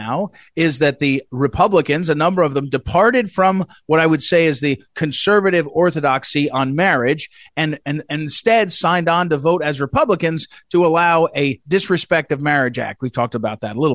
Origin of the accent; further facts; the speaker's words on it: Missouri, United States; my home state of Missouri